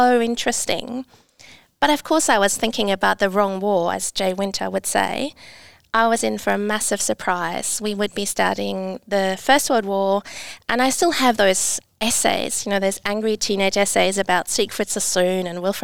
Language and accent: English; East Germany, Germany; moved away; also born or lived in England; I grew up in East Germany